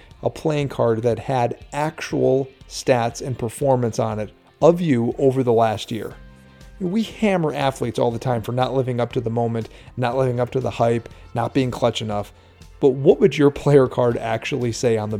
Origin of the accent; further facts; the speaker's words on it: Norway, Michigan, United States; my hometown of Norway and Iron Mountain and that whole area